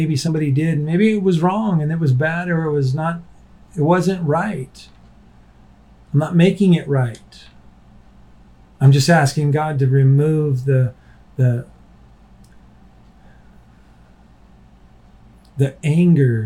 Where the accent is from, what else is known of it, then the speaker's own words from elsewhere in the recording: United States; as an American